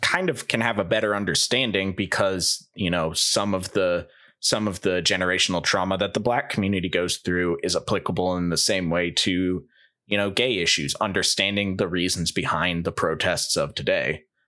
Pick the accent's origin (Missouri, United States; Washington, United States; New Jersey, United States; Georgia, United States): Missouri, United States; St. Louis; I'm from Saint Louis